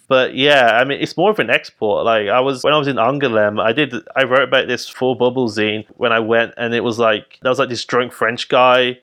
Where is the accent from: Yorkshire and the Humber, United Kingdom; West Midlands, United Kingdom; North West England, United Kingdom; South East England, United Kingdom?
West Midlands, United Kingdom; Birmingham; I'm from Birmingham